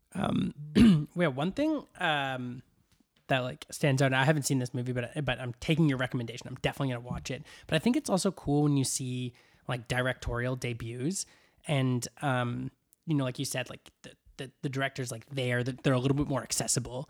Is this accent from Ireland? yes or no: no; Vancouver, British Columbia, Canada; my hometown